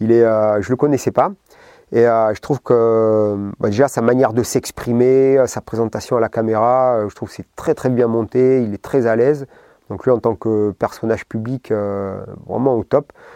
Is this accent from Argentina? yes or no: no; Basque Country, Nouvelle-Aquitaine, France; moved away; je venais du Pays Basque, donc euh, la mer, la piscine, etc.